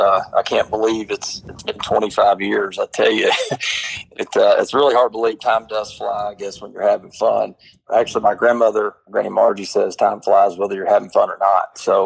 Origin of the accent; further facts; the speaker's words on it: Marshall County, Kentucky, United States; growing up in Marshall County